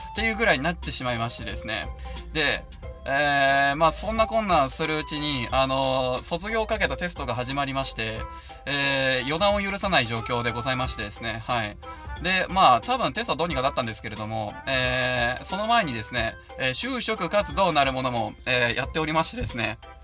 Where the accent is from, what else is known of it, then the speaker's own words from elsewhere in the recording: Hamura, Tokyo, Japan; 私の地元でございます